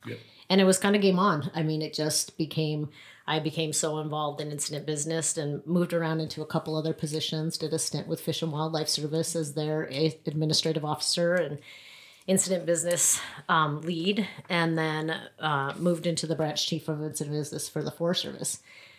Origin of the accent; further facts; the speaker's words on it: Grand Canyon, Arizona, United States; moved away; we were raised, I was raised at the Grand Canyon primarily.